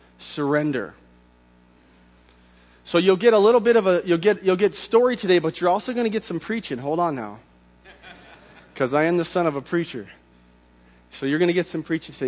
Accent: Hastings, Minnesota, United States; moved away as an adult; also born or lived in Rochester, Minnesota / Indianapolis; I was born in Rochester, grew up in the little river town of Hastings, Minnesota

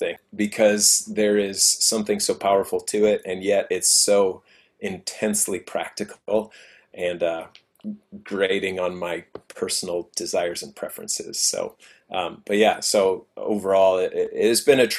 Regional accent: Wayzata, Minnesota, United States; moved away as an adult; now in Washington, D.C., United States; I grew up in Wayzata Free, as a matter of fact. Started going there when I was in third grade.

